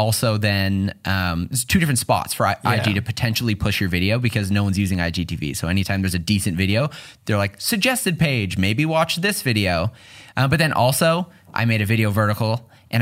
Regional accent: Newmarket, Ontario, Canada; I grew up in Newmarket

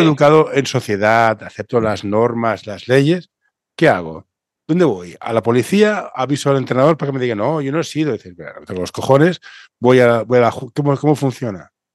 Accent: Catalonia, Spain; yo soy catalán

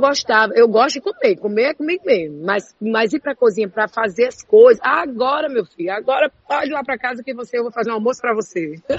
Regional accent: Juazeiro do Norte, Ceará, Brazil; moved away; eu sou do interior do Ceará, eu sou de Juazeiro do Norte. Eu, eu cresci vendo fogueira na frente de casa no período de São João.

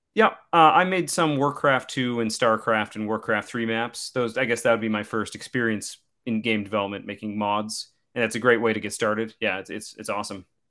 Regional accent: Saskatchewan, Canada; I'm from Saskatchewan, which is, uh, a middle province, the flat part

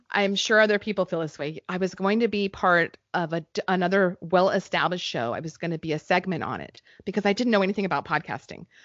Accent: New Mexico, United States; moved away; where I grew up in New Mexico

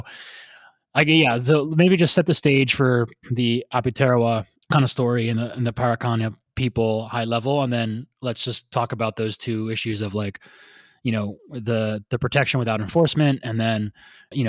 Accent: United States; accent: American; My ugly American accent

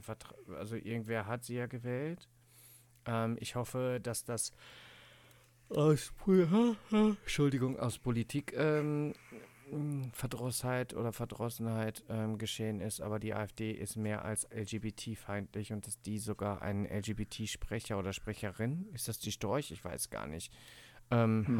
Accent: Cologne, North Rhine-Westphalia, Germany; ich komme ja aus Köln

